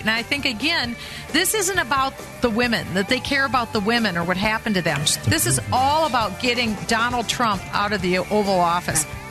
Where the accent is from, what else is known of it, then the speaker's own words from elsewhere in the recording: Minnesota, United States; I'm from Minnesota